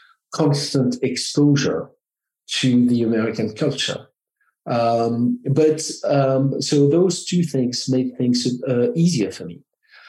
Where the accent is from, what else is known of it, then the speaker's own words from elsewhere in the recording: France; accent: French; English is a second language; now in United States; Because I am French, I have an accent